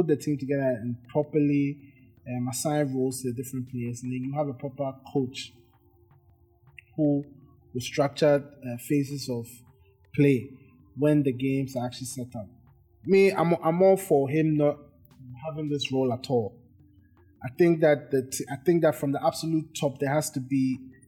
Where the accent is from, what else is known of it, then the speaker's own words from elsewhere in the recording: Ghana; I'm from Ghana